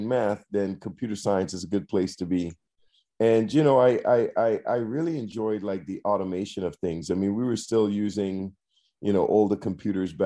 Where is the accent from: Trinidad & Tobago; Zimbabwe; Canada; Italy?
Trinidad & Tobago; moved away as an adult; now in United States; I'm originally from Trinidad and Tobago